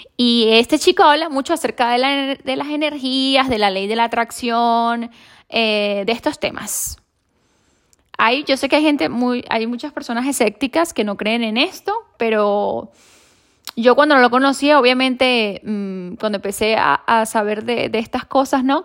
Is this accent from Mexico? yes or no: no; Venezuela; now in Spain; yo soy de Venezuela